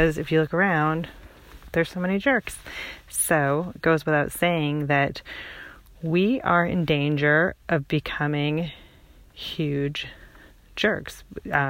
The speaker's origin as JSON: {"language": "English", "region": "British Columbia", "country": "Canada", "tie": "born or raised there", "said": "the guys, you know, we grew up with in British Columbia"}